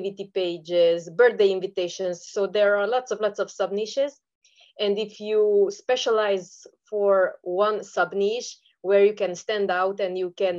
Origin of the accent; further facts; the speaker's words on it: Romania; I am from Eastern Europe. I am from Romania.